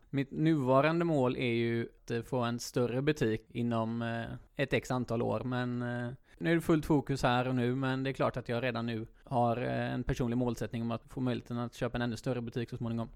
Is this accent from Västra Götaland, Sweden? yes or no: yes; Gråbo, Västra Götaland, Sweden; now in Lerum, Sweden; Jag kommer från Gråbo